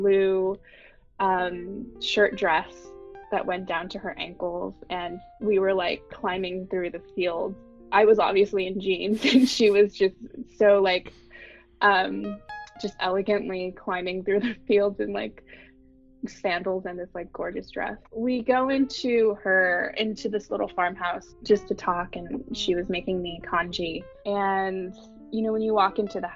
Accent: Bay Area, California, United States; moved away; I'm a second generation ABC or American born Chinese who was born and raised in the Bay Area

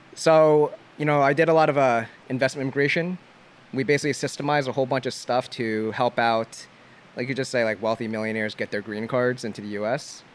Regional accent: New Jersey, United States; I'm from Jersey

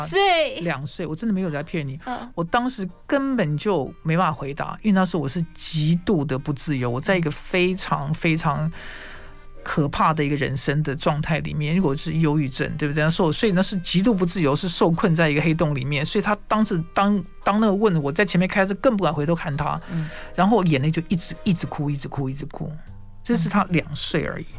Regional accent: Taiwan; 我们在台湾长大的孩子

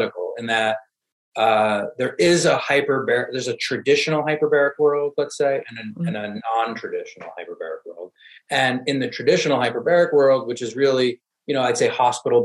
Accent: New York, United States; I'm from New York originally

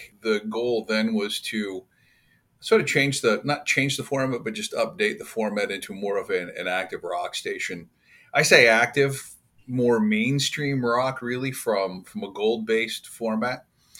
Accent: Oakville, Ontario, Canada; also born or lived in London, Ontario / Halifax / Toronto; I was operating at CHWO in Oakville, where I grew up in my hometown while going to Fanshawe College in London.

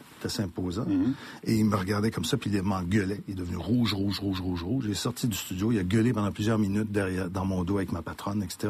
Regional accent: Montreal, Quebec, Canada; j'ai grandi à Saint-Michel ville Saint-Michel de Mon père était épicier

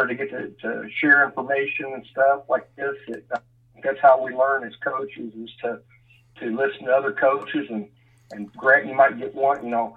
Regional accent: Phoenix, Arizona, United States; moved away as an adult; also born or lived in Dallas, Texas; now in Austin, United States; I grew up in Phoenix, Arizona

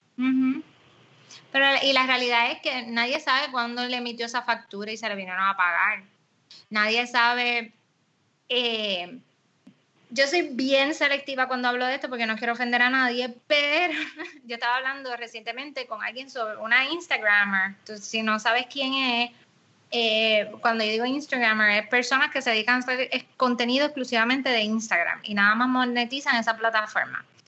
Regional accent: Puerto Rico; nosotros en Puerto Rico

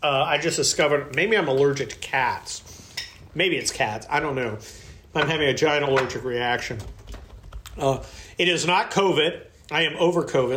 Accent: San Mateo, California, United States; where I grew up in San Mateo

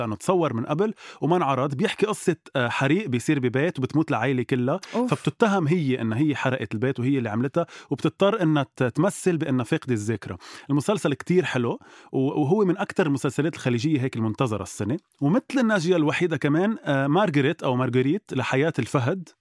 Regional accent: Lebanon; نحن كلبنانية

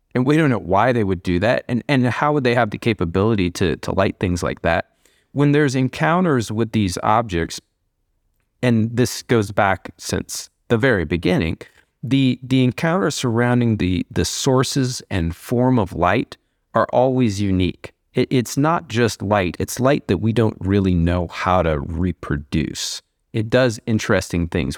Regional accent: Columbia, Missouri, United States; when we were kids growing up in Missouri and grew up in Columbia, Missouri

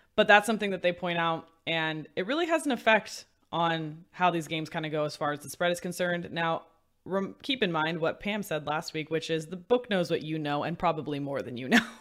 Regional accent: Bay Area, California, United States; I grew up in the Bay Area

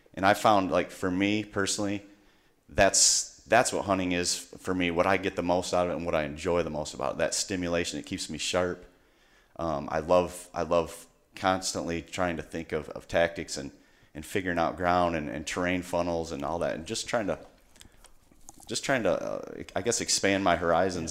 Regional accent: Michigan, United States; I'm from Michigan.

